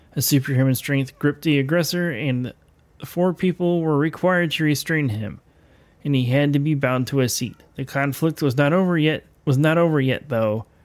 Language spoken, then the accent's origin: English; Elkhart, Indiana, United States; my hometown. Um, if you grow up in the Elkhart, Indiana area